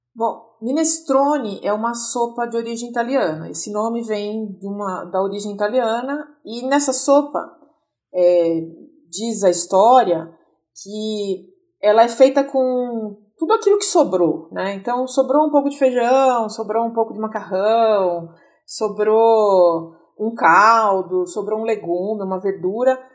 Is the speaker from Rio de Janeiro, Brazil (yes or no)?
no; Itu, São Paulo, Brazil; now in São Paulo, Brazil; eu moro em São Paulo, ah, mas nasci em Itu, já faz mais de 20 anos que eu moro aqui